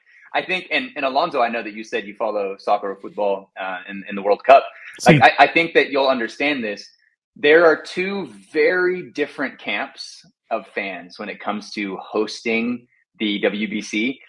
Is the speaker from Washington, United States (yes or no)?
no; Texas, United States; Like I said, growing up in Texas, like I had no idea that Taiwan loved baseball